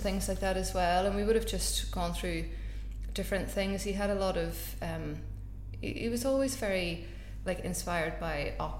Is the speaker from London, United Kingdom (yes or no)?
no; Belfast, Northern Ireland, United Kingdom; I'm from Belfast